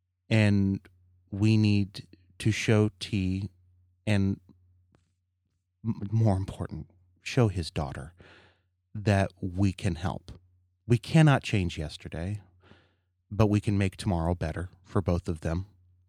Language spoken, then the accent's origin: English; Kentucky, United States; My folks, you know, I grew up in Kentucky, and my folks divorced